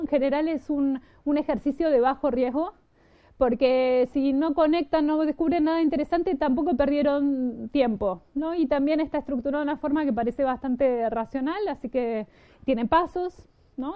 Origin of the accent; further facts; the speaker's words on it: Argentina; moved away; Yo vengo de Argentina